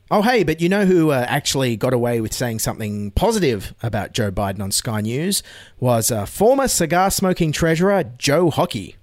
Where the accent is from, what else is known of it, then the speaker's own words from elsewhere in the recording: Australia; As an Australian